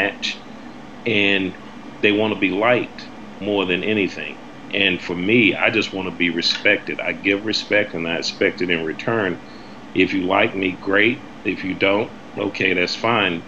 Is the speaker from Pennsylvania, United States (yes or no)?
no; South Carolina, United States; now in Boston, United States; I grew up in South Carolina